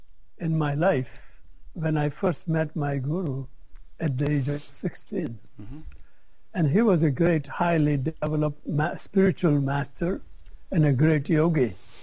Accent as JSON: {"language": "English", "country": "India", "said": "Because when I came from India, I didn't know how to advertise."}